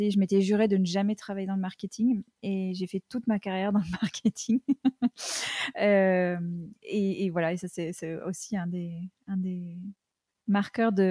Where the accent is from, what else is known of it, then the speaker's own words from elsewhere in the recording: United States; j'ai passé une bonne partie de mon enfance aux États-Unis et que ça, ça a beaucoup marqué ma, façon d'appréhender tout un tas de choses.